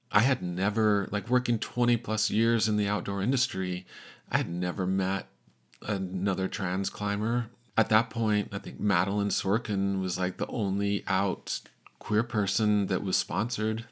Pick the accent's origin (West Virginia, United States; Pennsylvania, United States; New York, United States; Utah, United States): Utah, United States; Salt Lake City; I'm from Salt Lake City, Utah